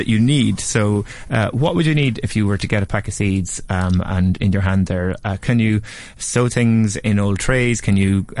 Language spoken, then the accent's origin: English; Nurney, County Carlow, Ireland; Where I grew up in the Nurney, Carlow, it's on the side of a hill.